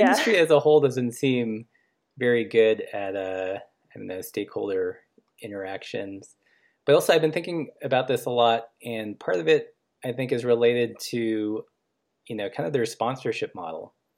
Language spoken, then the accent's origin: English; Los Angeles, California, United States; also born or lived in Portland; now in Missoula, United States; I grew up in Los Angeles